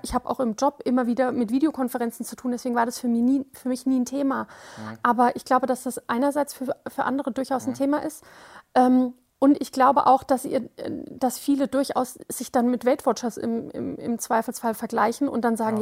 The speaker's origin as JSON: {"language": "German", "town": "Wiesbaden", "region": "Hesse", "country": "Germany", "said": "ich komme aus Wiesbaden"}